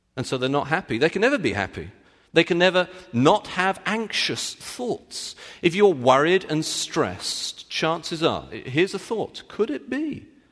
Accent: United Kingdom; I'm British

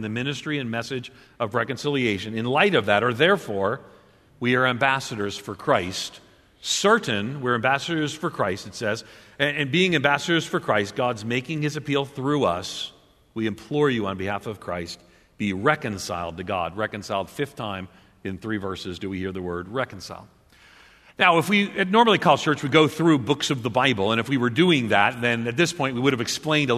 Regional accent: Long Island, outside New York City, United States; moved away; I grew up on Long Island outside of New York City.

